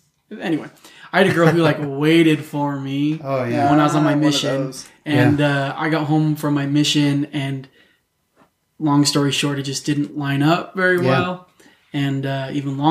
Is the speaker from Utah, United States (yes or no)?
yes; Roy, Utah, United States; I grew up in Roy